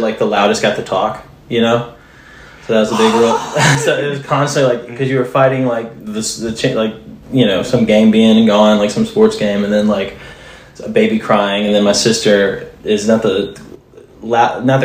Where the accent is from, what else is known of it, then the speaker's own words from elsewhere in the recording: Mobile, Alabama, United States; moved away as an adult; also born or lived in Laurel, Mississippi / Peachtree City, Georgia / Florida; now in Nashville, United States; I'm from Mobile, Alabama. That's where I grew up